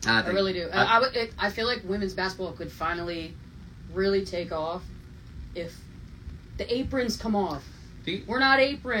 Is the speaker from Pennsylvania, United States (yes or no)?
yes; Scranton, Pennsylvania, United States; I'm from Scranton